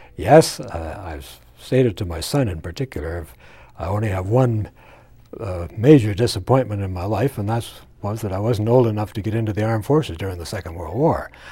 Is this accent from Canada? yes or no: yes; Chalk River, Ontario, Canada; moved away; born in Chalk River in the, in the Ottawa Valley, and on my grandfather's farm, actually